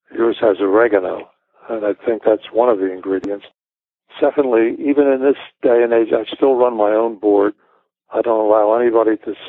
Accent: Philadelphia, Pennsylvania, United States; Philadelphia, which is my hometown and home base

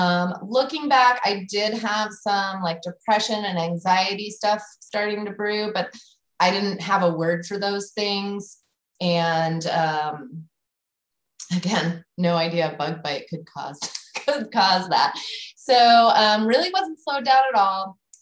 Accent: West Coast, United States; I'm from the West Coast. Like Lyme disease, where's that coming from?

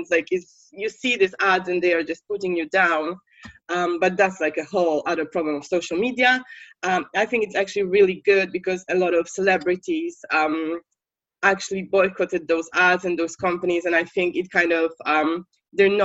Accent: Poland; English is a second language; moved away as an adult; now in United Kingdom; I'm from Poland, I should probably say that. And when I was living in Poland like years ago

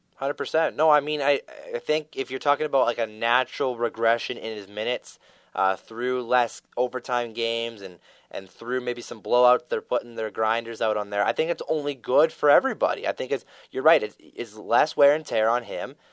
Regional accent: Canada; We're Canadian

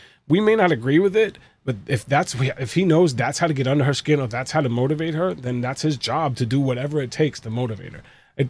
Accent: New York, United States; She's from Philly. I'm from New York.

